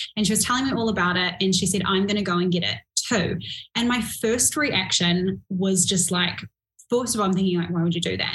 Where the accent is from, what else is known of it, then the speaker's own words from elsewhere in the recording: New Zealand; I'm from New Zealand